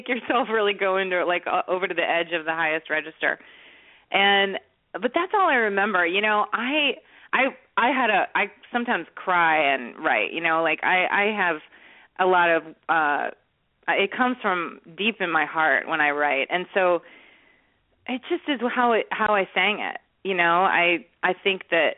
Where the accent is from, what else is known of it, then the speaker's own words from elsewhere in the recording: Chicago, Illinois, United States; also born or lived in Nashville; now in Los Angeles, United States; when you grow up in Chicago